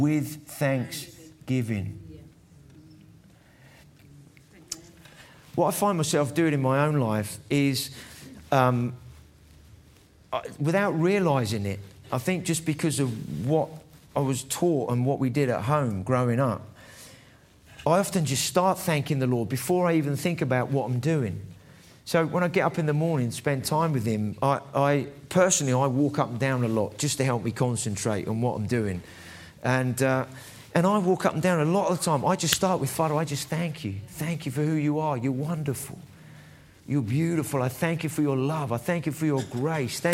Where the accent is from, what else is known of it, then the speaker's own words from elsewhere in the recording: England, United Kingdom; I might have a Scottish surname, but I'm English, really